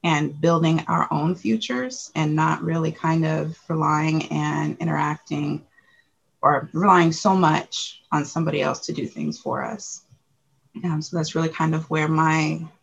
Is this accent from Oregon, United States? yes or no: yes; Portland, Oregon, United States; I am a Portland native of Northeast Portland. So grew up here